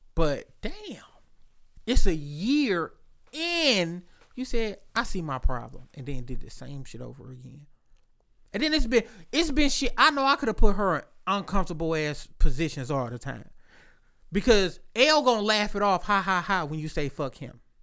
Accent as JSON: {"language": "English", "town": "Inkster", "region": "Michigan", "country": "United States", "said": "I'm from Inkster"}